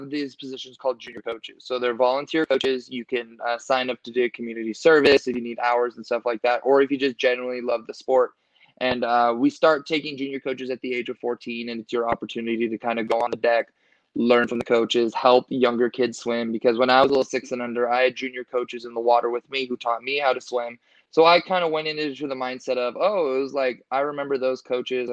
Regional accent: Sacramento, California, United States; we were all local athletes. And it was really cool to kind of show, hey, like, we're from Sacramento

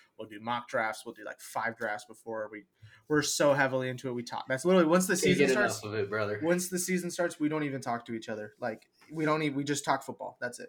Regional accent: Minnesota, United States; now in Arizona, United States; I'm from Minnesota

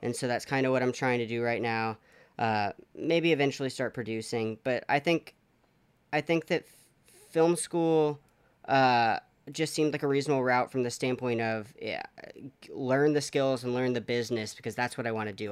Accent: College Station, Texas, United States; So I grew up in College Station, Texas

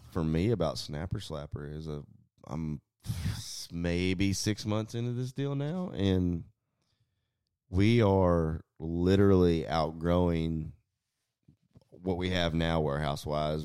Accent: Southeast Texas, United States; I'm from Southeast Texas

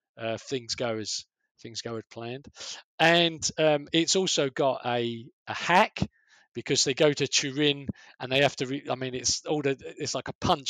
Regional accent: London, United Kingdom; accent: Cockney; I'm from the East End

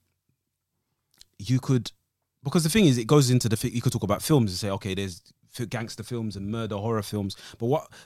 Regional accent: London, United Kingdom; I'm an East Londoner

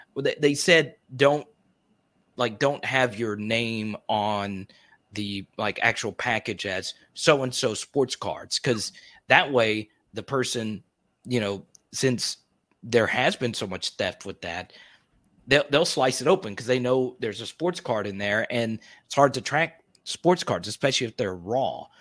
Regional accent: Arkansas, United States; I grew up in Arkansas

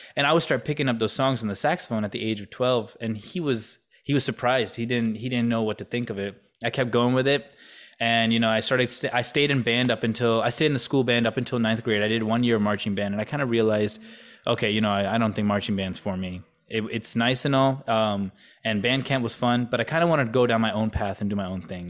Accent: Canton, Ohio, United States; also born or lived in Kentucky; now in Columbus, United States; I was only in Kentucky for about two years of my life, like, first two years, and then we moved to Canton

